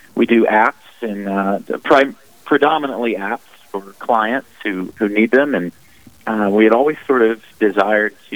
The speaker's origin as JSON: {"language": "English", "town": "Mobile", "region": "Alabama", "country": "United States", "tie": "born or raised there", "said": "I was born and raised in Mobile, Alabama. I've been an Alabama boy my whole life."}